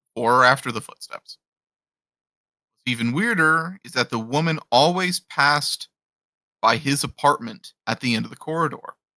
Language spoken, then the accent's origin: English; Appalachia, United States; I'm an Appalachian boy